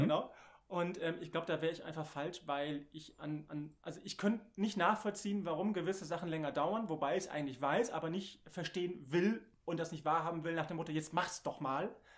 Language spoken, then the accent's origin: German; Bottrop, North Rhine-Westphalia, Germany; moved away as an adult; also born or lived in Fürth; ich komme ja aus dem Ruhrgebiet, gebürtiger Bottropper